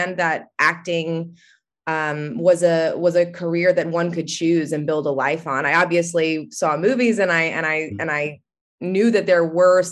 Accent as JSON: {"language": "English", "town": "Atlanta", "region": "Georgia", "country": "United States", "tie": "born or raised there", "said": "I'm from Atlanta, Georgia, and I went to a great public school down here"}